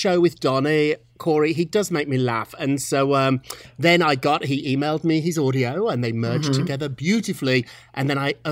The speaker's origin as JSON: {"language": "English", "country": "United Kingdom", "tie": "born or raised there", "moved": "as an adult", "lives_now": "United States", "said": "I grew up in Britain. I love America. I'm an American now. I'm an American citizen."}